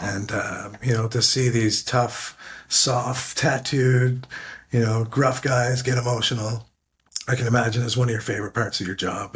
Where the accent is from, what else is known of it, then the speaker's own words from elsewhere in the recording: Canada; also born or lived in Ottawa, Canada; I'm Canadian